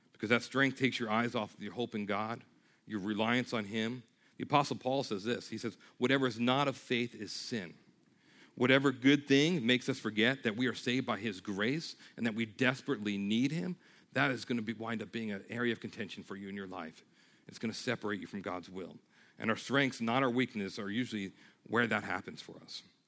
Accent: New York, United States; moved away; I'm from New York

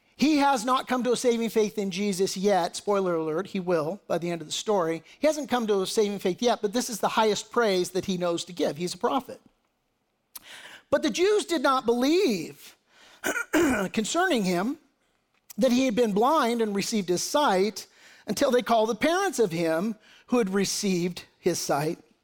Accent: United States; as American patriots

